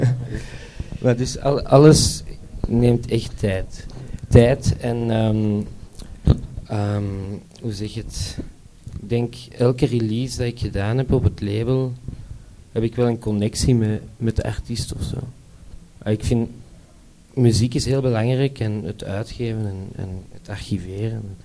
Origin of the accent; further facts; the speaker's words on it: Brussels, Brussels-Capital Region, Belgium; ik kom uit Brussel